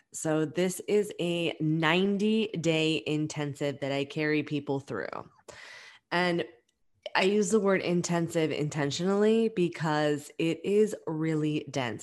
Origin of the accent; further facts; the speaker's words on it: New York, United States; we're both from New York